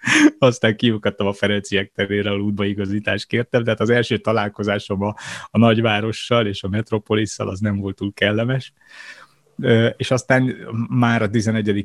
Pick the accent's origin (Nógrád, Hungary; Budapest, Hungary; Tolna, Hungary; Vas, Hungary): Budapest, Hungary; A 22. kerületben születtem és nőttem fel